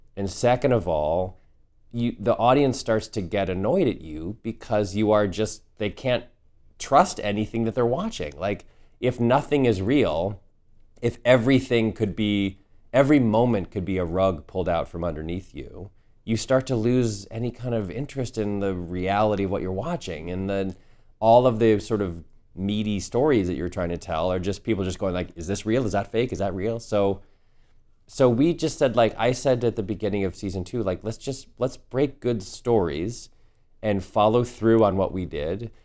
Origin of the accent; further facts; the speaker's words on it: the Northeast, New England, United States; Sturbridge village where I grew up in the Northeast